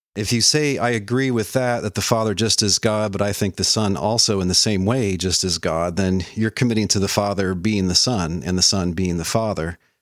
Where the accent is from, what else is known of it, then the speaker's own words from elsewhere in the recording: Dallas, Texas, United States; also born or lived in Providence, Rhode Island / Fredonia, New York; now in Middle Tennessee, United States; I grew up in Dallas, Texas